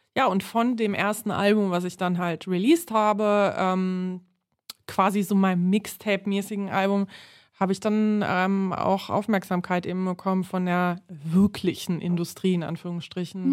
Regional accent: Berlin, Germany; ich komme aus Neukölln ursprünglich, bin da aufgewachsen

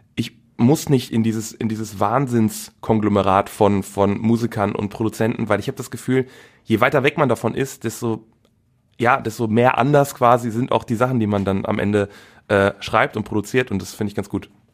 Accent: Velbert, North Rhine-Westphalia, Germany; also born or lived in Wuppertal; Aufgewachsen in Felbert. Äh, genau, und wohne immer noch da.

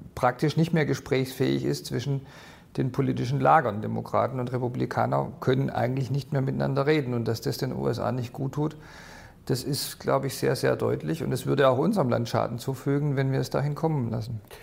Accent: Swabia, Baden-Württemberg, Germany; ich bin Schwabe und will in Schwaben bleiben.

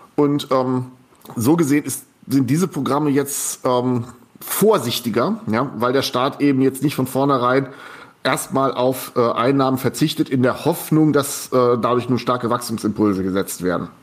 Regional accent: Goslar, Lower Saxony, Germany; moved away; das ist meine Heimat, wo ich groß geworden bin.

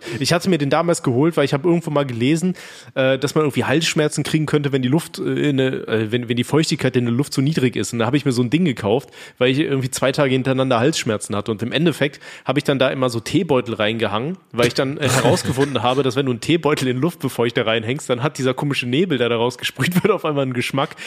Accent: North Rhine-Westphalia, Germany; ich komme ja aus NRW

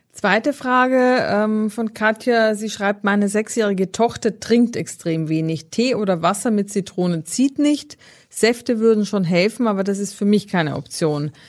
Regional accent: Austria; also born or lived in Northern Germany; now in Germany; aus meiner Heimat

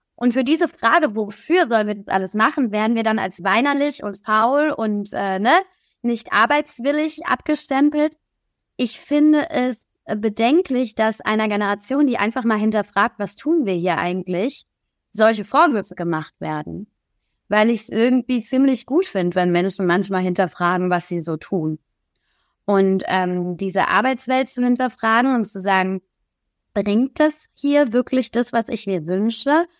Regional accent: Kaiserslautern, Rhineland-Palatinate, Germany; moved away; also born or lived in Berlin; in meiner Heimatstadt Kaiserslautern

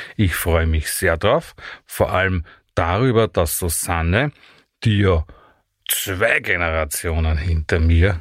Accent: Vienna, Austria; bin kein Steirer, bin ein Wiener

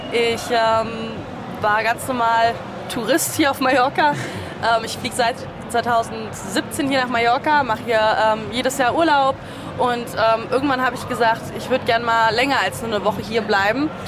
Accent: Rüdesheim am Rhein, Hesse, Germany; Ähm, ich komme aus Hessen, aus dem schönen Rheingau.

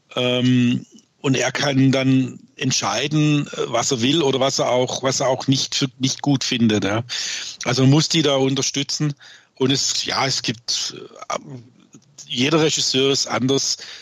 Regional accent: Swabia, Baden-Württemberg, Germany; accent: Swabian; bin ich auch, was man sicherlich hört, gebürtiger Schwabe

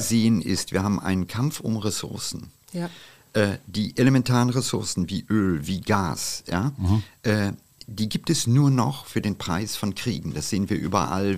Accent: India; now in Germany; den Monsunregen meiner Kindheit in Indien

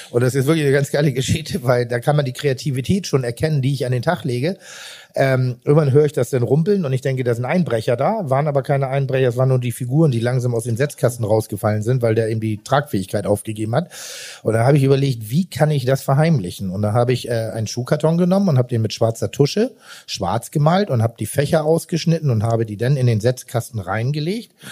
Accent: Rellingen, Schleswig-Holstein, Germany; Also ich bin ja Jahrgang 71, mit 77 in die Schule gegangen. Das war noch nicht so allgegenwärtig. Und komme aber aus einem kleinen Vorort von Pinneberg. Äh, äh, Relling heißt

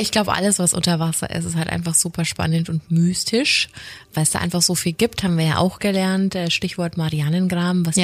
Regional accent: Franconia, Bavaria, Germany; accent: Franconian

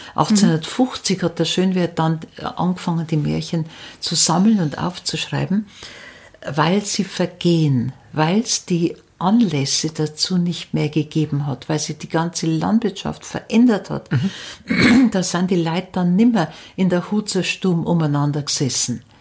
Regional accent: near Munich, Upper Bavaria, Germany; accent: dialect from near Munich; moved away as an adult; also born or lived in Upper Palatinate; now in Regensburg, Germany; ich bin nicht in der Oberpfalz aufgewachsen. Auch mhm. Äh, mein Dialekt ist aus, äh, in der Nähe von München.

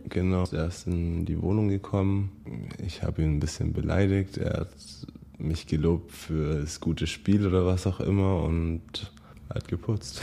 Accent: Bayreuth, Bavaria, Germany; moved away as an adult; also born or lived in San Francisco area, United States; Ich komme ja aus Bayreuth

